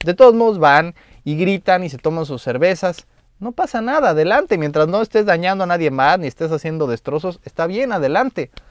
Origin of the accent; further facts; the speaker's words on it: Mexico; Como mexicano